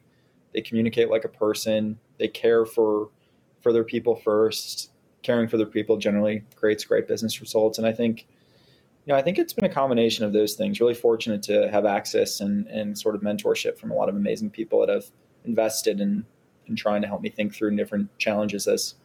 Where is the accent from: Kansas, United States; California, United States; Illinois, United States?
Illinois, United States; Glenview; also born or lived in Nashville, Tennessee; So, like every great Chicagoan, or north suburbs of Chicagoan. I grew up in Glenview.